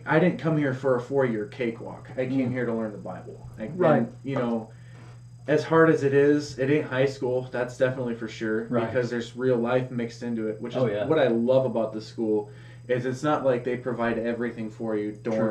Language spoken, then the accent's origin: English; Minnesota, United States; also born or lived in Menominee, Wisconsin; Born and raised in Minnesota.